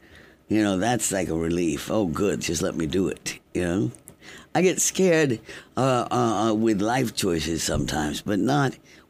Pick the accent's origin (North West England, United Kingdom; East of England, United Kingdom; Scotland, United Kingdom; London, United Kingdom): London, United Kingdom; also born or lived in Canada / Cuba / Washington, D.C., United States / Caracas, Venezuela; So I think right after I was born, we went to Canada. And then after Canada came Cuba. After Cuba, Washington, D.C. for a bit. And then Caracas, Venezuela. And then London. I went to high school in London